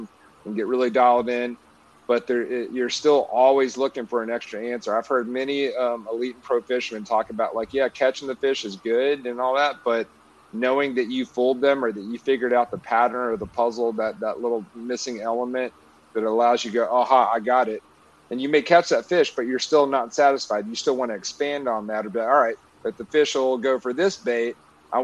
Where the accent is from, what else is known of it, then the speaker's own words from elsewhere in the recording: Florence, Alabama, United States; also born or lived in Orange County, California; now in Nashville, United States; I grew up in Florence, Alabama, Pickwick Lakes right there